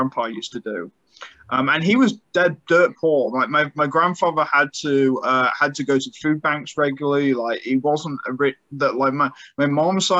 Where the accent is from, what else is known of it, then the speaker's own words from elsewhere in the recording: United Kingdom; moved away; my home country